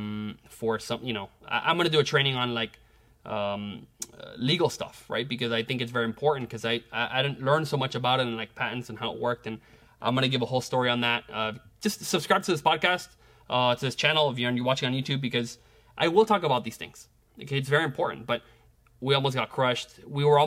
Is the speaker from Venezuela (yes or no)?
yes; Venezuela; now in United States; Venezuela, my home country